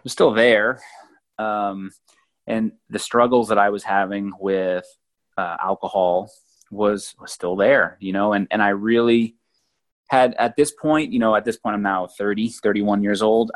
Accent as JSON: {"language": "English", "region": "New England", "country": "United States", "tie": "born or raised there", "also_born_or_lived": "Oregon / South Carolina", "moved": "as an adult", "said": "I grew up in New England, and then I traveled and moved to the West Coast, lived in Oregon for a while, and then travel down to South Carolina"}